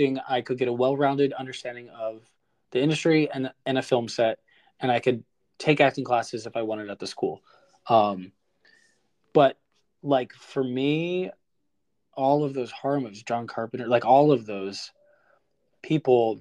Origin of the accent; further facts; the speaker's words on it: New Jersey, United States; moved away as an adult; now in Los Angeles, United States; my fiance Casey we're both from Jersey